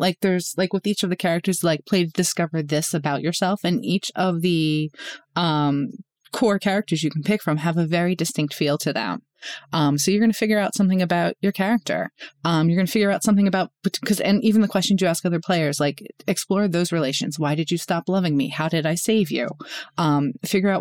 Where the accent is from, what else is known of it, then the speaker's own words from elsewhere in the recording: Northeast, United States; moved away; I grew up in Northeast, like in the Northeast